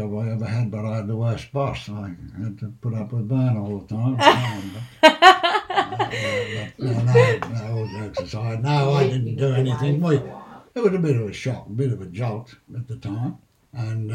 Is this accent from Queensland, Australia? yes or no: no; Pilliga Forest area, New South Wales, Australia; I went to school in Caneville.